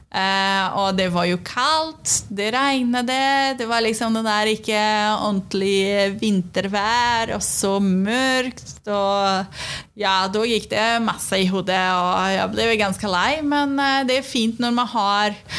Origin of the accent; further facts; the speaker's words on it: Brazil; Norwegian is a second language; also born or lived in Sweden; now in Norway; så er jeg fra Brasil.